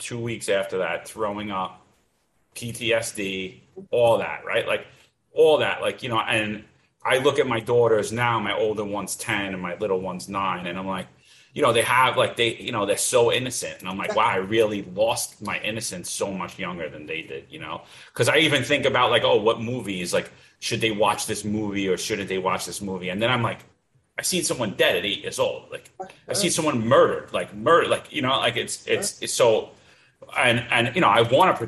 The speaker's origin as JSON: {"language": "English", "town": "New York City", "region": "New York", "country": "United States", "tie": "born or raised there", "moved": "as an adult", "lives_now": "Florida, United States", "said": "growing up in New York"}